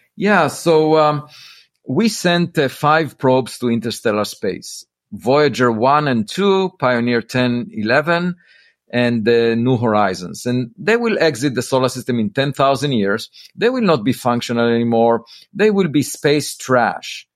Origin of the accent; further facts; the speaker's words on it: Israel; moved away as an adult; also born or lived in Princeton; I grew up in Israel